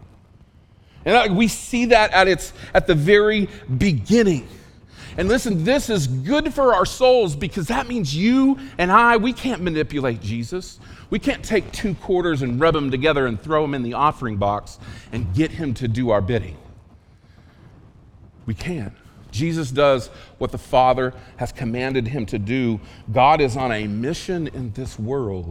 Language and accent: English; rural Oklahoma, United States; I learned English in rural Oklahoma